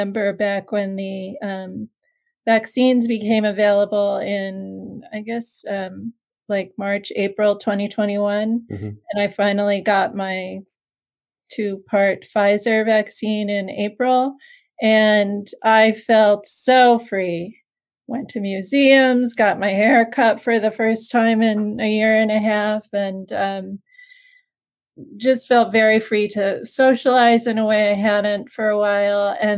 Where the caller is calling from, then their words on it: Hastings-on-Hudson, New York, United States; I'm calling from my house, which is in a little town called Hastings on Hudson, New York. It's just about 10 miles north of the Bronx, so just outside of New York City.